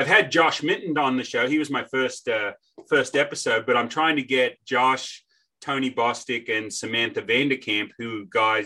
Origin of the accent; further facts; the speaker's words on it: Sydney, New South Wales, Australia; now in United States; I grew up in Sydney, Australia